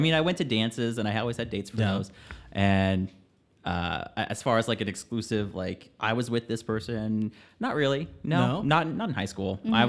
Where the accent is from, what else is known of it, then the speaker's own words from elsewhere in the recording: Evansville, Indiana, United States; I am originally from Evansville, Indiana. It's the third largest city in the state of Indiana behind Indianapolis and Fort Wayne. Very Midwestern American, very suburban.